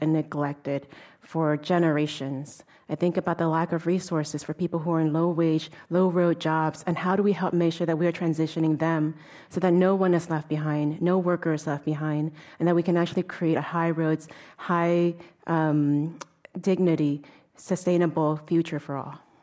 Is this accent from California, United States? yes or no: yes; Oakland, California, United States; also born or lived in Oregon; growing up in Oakland, California during the eighties.